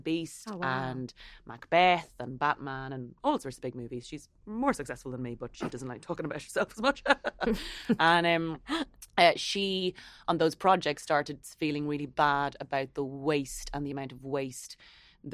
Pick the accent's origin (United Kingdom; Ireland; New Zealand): Ireland; things that I think we all have as Irish people is being conscientious